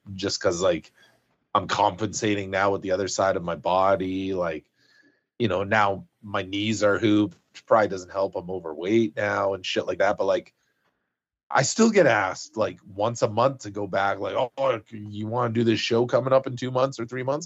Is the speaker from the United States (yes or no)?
no; 100 Mile House, British Columbia, Canada; moved away; growing up in Hundred Mile House